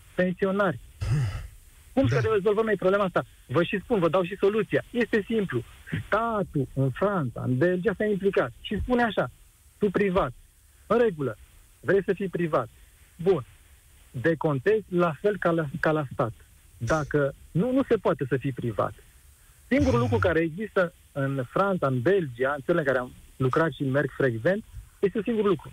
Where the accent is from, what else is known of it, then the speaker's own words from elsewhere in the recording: Brașov, Brașov County, Romania; acum sunt din Brașov